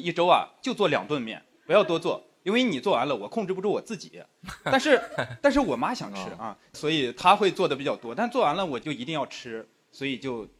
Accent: Shanxi, China; now in Beijing, China; 我是山西人

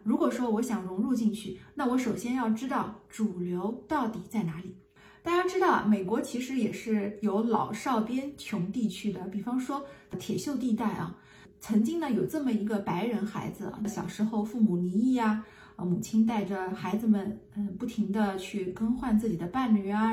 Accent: China; moved away; 我们中国人啊，至少可以明白一件事情

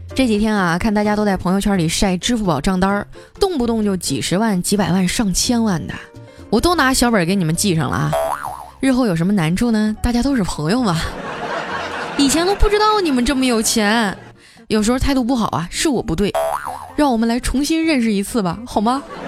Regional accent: Qitaihe, Heilongjiang, China; moved away; 我一土生土长东北人

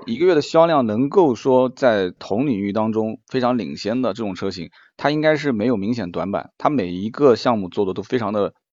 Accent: Nanjing, Jiangsu, China; 我们南京人讲这个讲不清楚

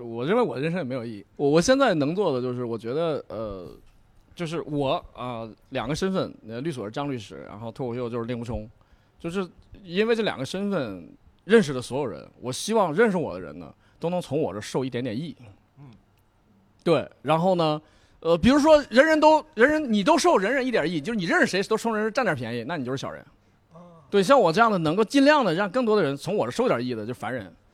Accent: Heilongjiang, China; moved away as an adult; 我是一个黑龙江人，我知道在黑龙江怎么生活

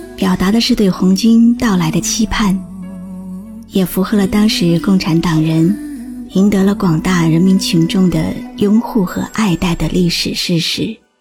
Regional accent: China; 我是中国人

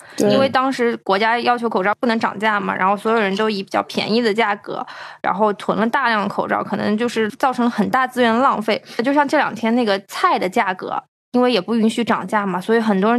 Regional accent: China; 就是因为我们是从中国来的

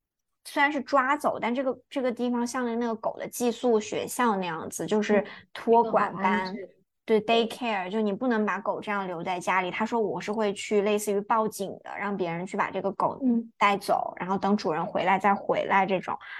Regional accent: Singapore; 可能是因为我来自一个非常典型的亚洲的生活环境，即便是新加坡，新加坡跟中国其实很像嘛，也都是华人

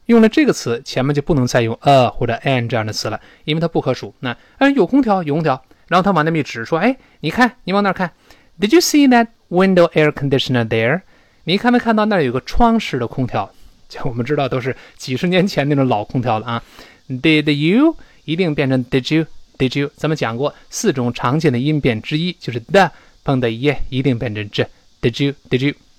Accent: China; 我们中国人

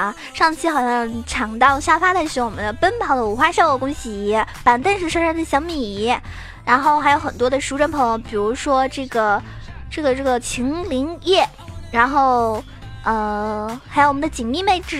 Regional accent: southern China, China; 其实我一般平时我感觉我讲话的话，很少人都听出来我是南方人的，我感觉我自己很豪迈呀。

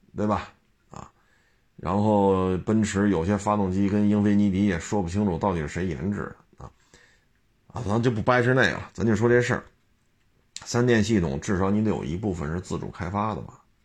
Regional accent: China; 咱是中国人吗咱们

